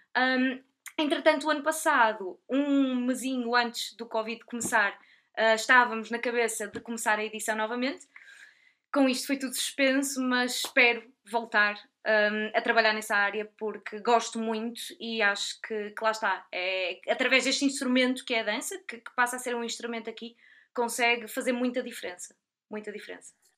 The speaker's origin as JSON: {"language": "Portuguese", "country": "Portugal", "also_born_or_lived": "United Kingdom", "said": "eu sou portuguesa, trabalho em Portugal"}